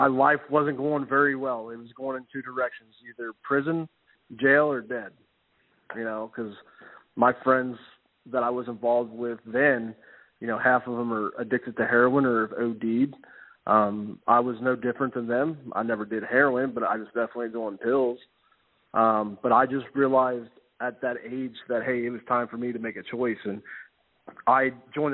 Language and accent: English; Cincinnati, Ohio, United States; I was born and raised in Cincinnati, Ohio